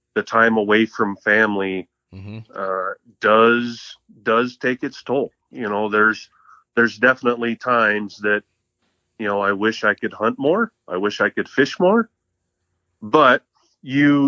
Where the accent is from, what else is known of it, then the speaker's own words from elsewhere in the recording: Mountain Home, Idaho, United States; also born or lived in Moscow, Idaho; I grew up in southwest Idaho. I grew up in Mountain Home. Born and raised in Mountain Home.